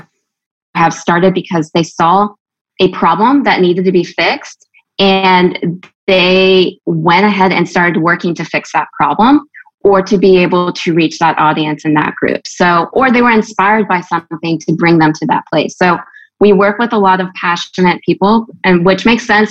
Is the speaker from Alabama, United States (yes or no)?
yes; Gulf Shores, Alabama, United States; moved away as an adult; also born or lived in California; now in Nashville, United States; I am originally from California. And then my family moved to Gulf Shores, Alabama area. So I'm kind of like an interesting mix of where I've grown up